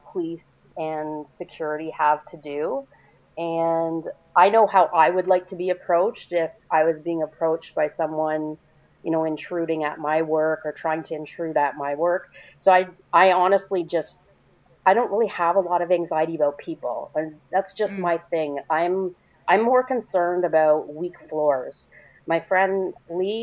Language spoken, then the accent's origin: English; Canada; I'm Canadian